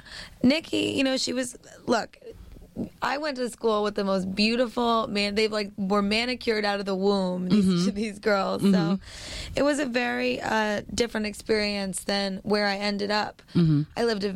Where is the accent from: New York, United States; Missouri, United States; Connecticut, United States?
New York, United States; New York City; Well, I grew up on the West Side.